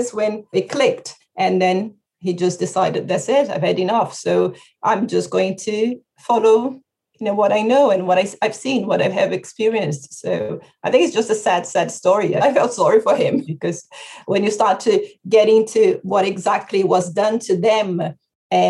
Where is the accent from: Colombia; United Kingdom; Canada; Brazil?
Brazil; moved away; I'm from Brazil